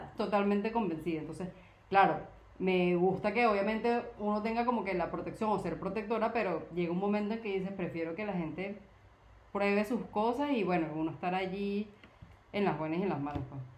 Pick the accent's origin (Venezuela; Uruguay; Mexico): Venezuela; moved away; also born or lived in Colombia